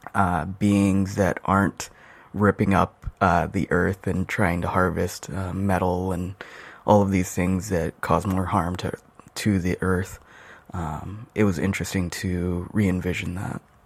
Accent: Albuquerque, New Mexico, United States; now in Seattle, United States; I'm originally from Albuquerque, New Mexico

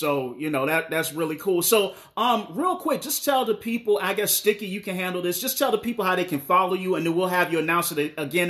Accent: the South, United States; I'm American. I'm from the South, so you know I butcher your name all the time.

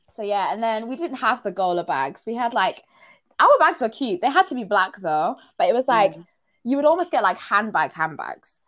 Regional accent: Zimbabwe; moved away; I'm from Zim

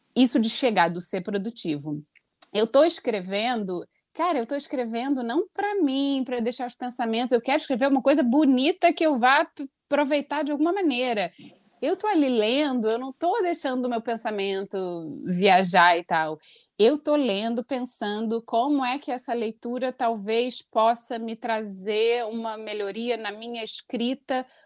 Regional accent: Brazil; moved away as an adult; quando eu saí do Brasil

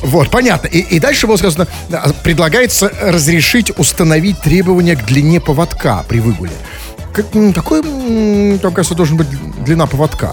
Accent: Saint Petersburg, Russia; в Петербурге же больше всего ненавидят как коренные жители, такие как мы, перемен

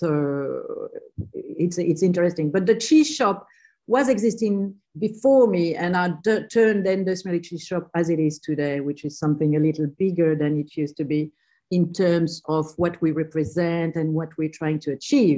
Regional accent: South Australia, Australia; Yeah, well, not really, but in my heart, I'm definitely from South Australia. But I landed here in 1994.

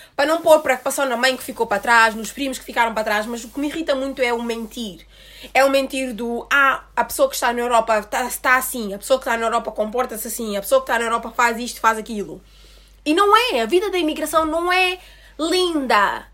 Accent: Portugal; vivi a minha vida toda em Portugal

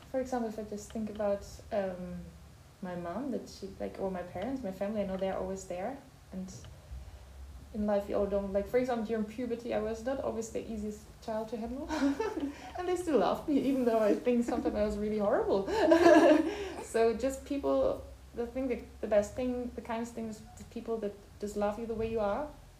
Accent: between Bonn and Cologne, North Rhine-Westphalia, Germany; English is a second language; moved away as an adult; also born or lived in Aachen; now in Lausanne, Switzerland; I'm from Germany. I was born in Aachen. It's close to the Belgian and Dutch border. But I grew up between Bonn and Köln.

